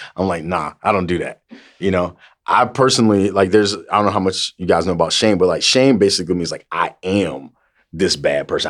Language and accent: English; the South, United States; we come from the South